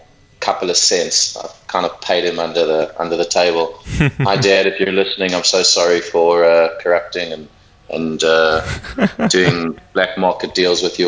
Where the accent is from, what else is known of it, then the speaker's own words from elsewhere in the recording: Johannesburg, Gauteng, South Africa; moved away as an adult; now in New York, United States; I'm actually South African. I moved to New York from Johannesburg 7.5 years ago